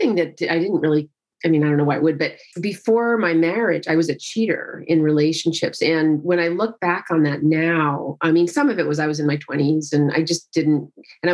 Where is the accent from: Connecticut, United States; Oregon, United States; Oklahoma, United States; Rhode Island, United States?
Connecticut, United States; Central; now in Southern California, United States; I grew up in Central Connecticut